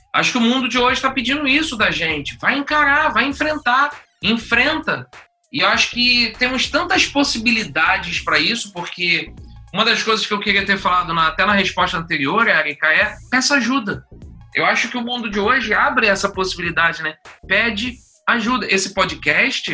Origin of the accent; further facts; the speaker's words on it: Niterói, Rio de Janeiro, Brazil; accent: carioca; Eu sou de Niterói